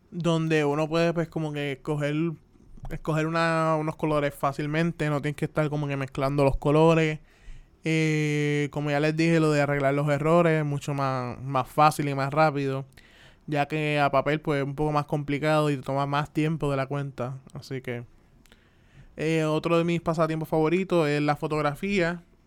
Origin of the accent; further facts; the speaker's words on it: Carolina, Puerto Rico; also born or lived in Atlanta, Georgia / Río Grande; me crié los 23 años que, tengo aquí en Puerto Rico.